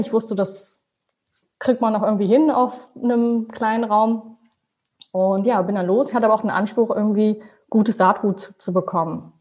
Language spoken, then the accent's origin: German; Hanover, Lower Saxony, Germany; also born or lived in Braunschweig / Münster; Ich komme ursprünglich aus Hannover, habe aber in Braunschweig studiert